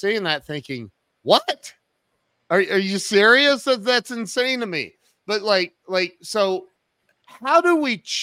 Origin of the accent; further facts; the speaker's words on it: Ohio, United States; moved away as an adult; also born or lived in Kennesaw, Georgia; I grew up in Ohio